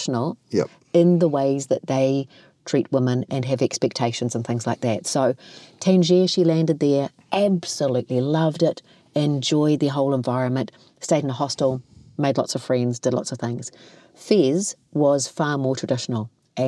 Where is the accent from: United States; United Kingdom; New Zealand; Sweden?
New Zealand; Kaikohe, Northland; growing up in Kaikoi, and although this is Māori and Tongan